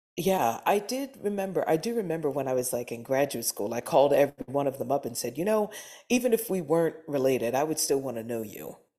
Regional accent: Baltimore, Maryland, United States; also born or lived in Philadelphia, Pennsylvania / New Jersey / Darby, Pennsylvania; I was born in Philadelphia. I was raised primarily in Maryland.

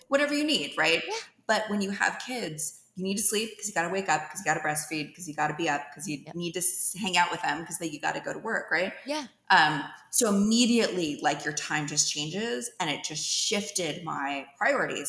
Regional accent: Dublin, California, United States; moved away as an adult; also born or lived in San Francisco, California; now in Atlanta, United States; I grew up in the East Bay, in the San Francisco Bay Area, from Dublin

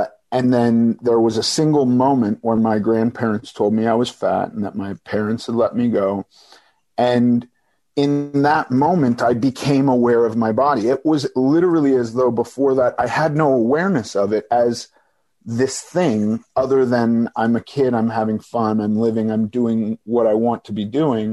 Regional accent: Los Angeles, California, United States; also born or lived in New York; I was born in New York, but we moved to Los Angeles when I was very young. And I've pretty much lived here in LA my whole life

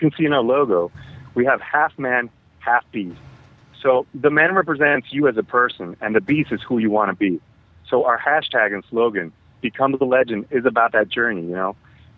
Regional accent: Dominican Republic; I'm from the Dominican Republic. That's where I'm at right now.

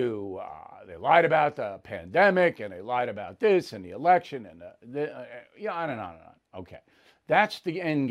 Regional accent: Levittown, New York, United States; I was not born and raised in Levittown, Long Island

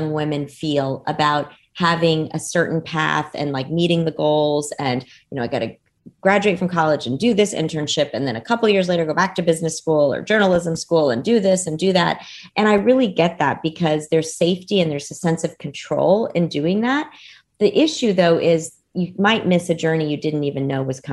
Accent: Dallas, Texas, United States; English is a second language; also born or lived in Cairo, Egypt; I was born in Cairo, Egypt, and had one sister at the time. It was my younger sister. And my family, my parents decided to immigrate from Cairo to Dallas, Texas, when I was a very young girl

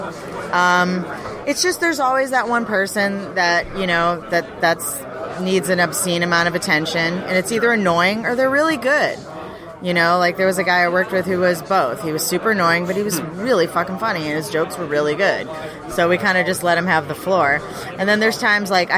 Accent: Boston, Massachusetts, United States; now in Los Angeles, United States; I'm from Boston, so we love the Celtics

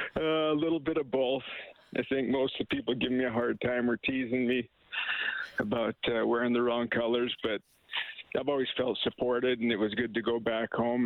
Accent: Raymond, Alberta, Canada; now in Edmonton, Canada; Raymond, my hometown

